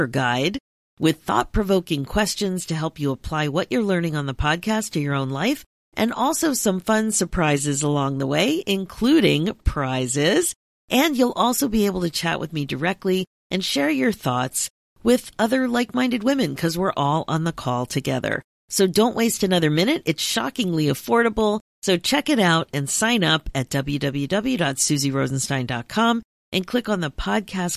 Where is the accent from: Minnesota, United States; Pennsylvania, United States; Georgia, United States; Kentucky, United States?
Pennsylvania, United States; Philadelphia; now in Toronto, Canada; I'm originally from the Philadelphia area, even though I'm in Toronto now